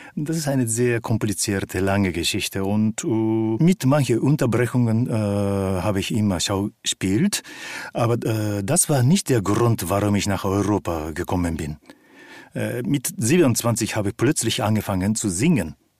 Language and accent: German; Japan; moved away; Ich bin in Japan aufgewachsen